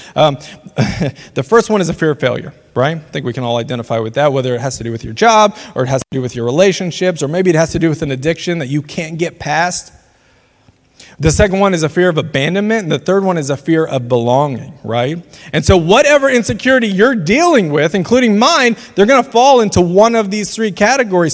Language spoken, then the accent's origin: English; Louisiana, United States; now in Lawrence, United States; I grew up in Louisiana